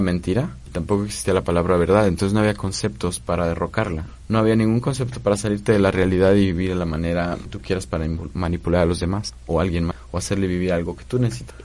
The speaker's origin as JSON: {"language": "Spanish", "country": "Mexico", "said": "aquí en México, digamos, sí nos dicen latinos, pero pues no somos esos latinos, somos estos mestizos"}